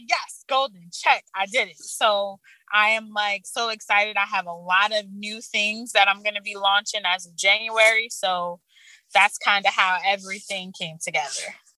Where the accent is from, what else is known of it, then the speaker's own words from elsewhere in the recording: Orange, New Jersey, United States; I grew up in Orange, New Jersey.